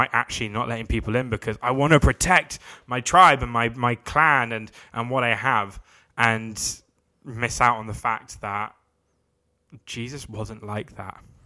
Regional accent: London, United Kingdom; I'm from London.

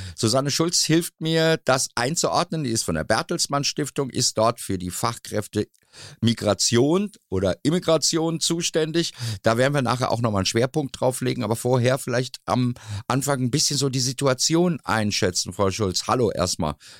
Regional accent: Dortmund, North Rhine-Westphalia, Germany; bei uns in Dortmund

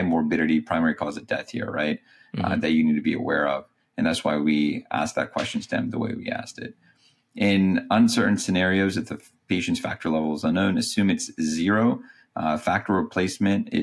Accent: North Carolina, United States; I'm from North Carolina

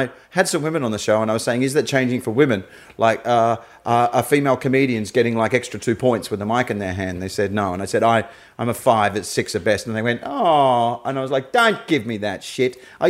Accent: Australia; I'm an Australian comedian that worked overseas.

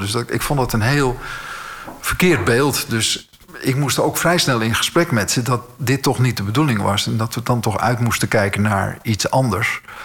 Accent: Alkmaar, North Holland, Netherlands; moved away as an adult; also born or lived in Schoorl; now in Amsterdam, Netherlands; ik woonde in Schorl, geboren in Alkmaar

